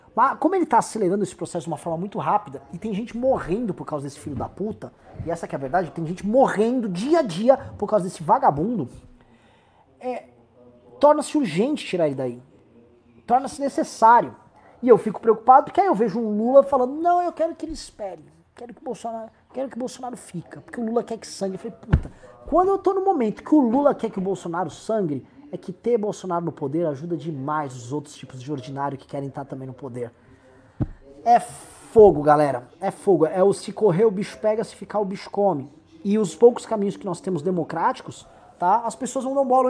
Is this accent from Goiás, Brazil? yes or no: no; São Paulo, Brazil; como paulista